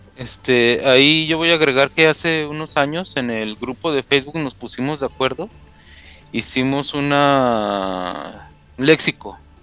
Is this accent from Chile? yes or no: no; Guadalajara, Jalisco, Mexico; now in Mexico City, Mexico; soy de Guadalajara, pero vivo en la Ciudad de México